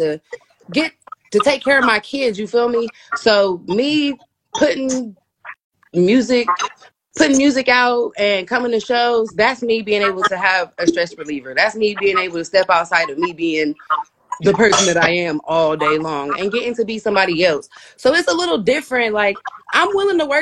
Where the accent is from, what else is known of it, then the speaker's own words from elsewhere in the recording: Columbus, Ohio, United States; also born or lived in Dayton, Ohio; I'm from Columbus, Ohio